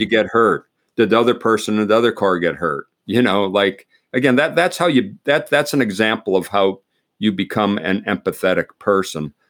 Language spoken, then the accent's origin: English; Pennsylvania, United States; I grew up in Pennsylvania